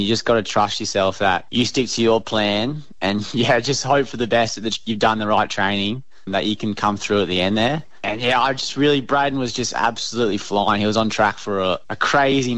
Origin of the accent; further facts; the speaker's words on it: Queensland, Australia; being a Queenslander